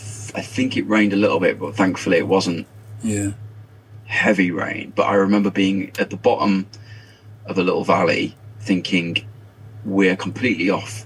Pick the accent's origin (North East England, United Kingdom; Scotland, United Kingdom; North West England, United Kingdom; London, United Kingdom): North West England, United Kingdom; Carlisle; Growing up in Carlisle, I grew up in Carlisle, and growing up very close to the Lake District